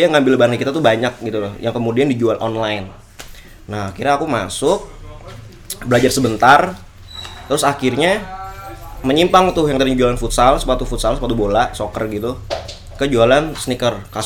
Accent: Jakarta, Indonesia; now in Yogyakarta, Indonesia; aku anak rantau kan aku dari Jakarta jadi di Jogja nih lepas orang tua

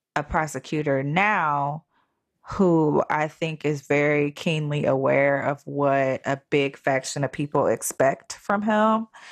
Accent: Cleveland, Ohio, United States; where I grew up at in the Cleveland area

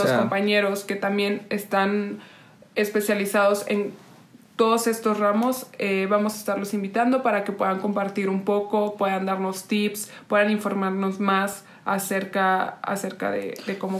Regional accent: Oaxaca, Mexico; moved away; also born or lived in Monterrey / Spain; nací en Oaxaca, eh, luego me fui a vivir a Monterrey

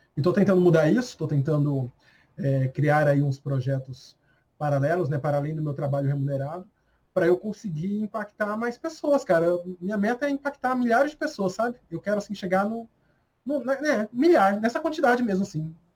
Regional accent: Brazil; eu sou muito brasileiro

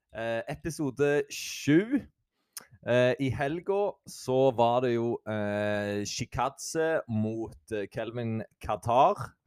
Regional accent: Jæren, Rogaland, Norway; accent: Jæren dialect

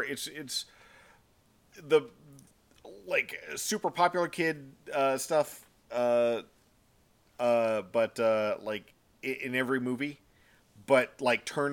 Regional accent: Texas, United States; we're Texan

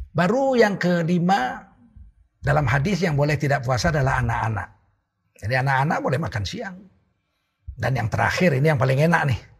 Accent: Aceh, Indonesia; Istri saya kami orang Aceh, biasa belanja ke pasar itu kami, bukan bukan perempuan yang jualan di pasar laki-laki.

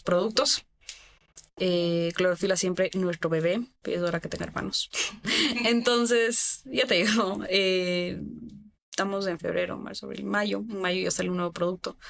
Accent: Ecuador; estamos en Ecuador. Es un país que yo amo mi país. Amo mi país. O sea, yo de verdad me empapo de orgullo decir yo soy ecuatoriana

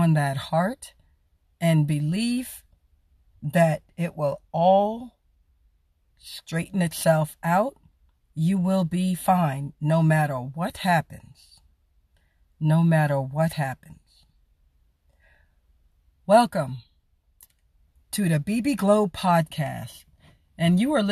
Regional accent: New York City, New York, United States; now in Arizona, United States; Originally born and raised South Jamaica, Queens, New York City

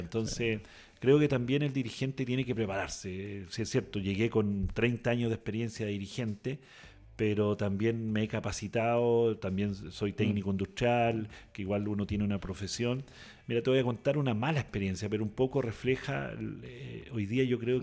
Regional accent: southern Chile, Chile; also born or lived in Osorno, Chile; now in Castro, Chile; yo soy del sur, eh, nacido y criado, eh, estudié en Osorno. Mm. Eh, ya radicado hace 30 años en, Castro

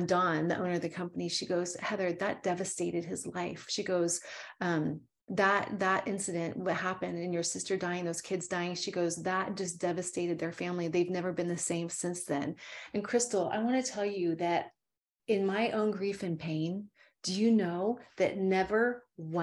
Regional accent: Calaveras County, California, United States; I'm from Calaveras County

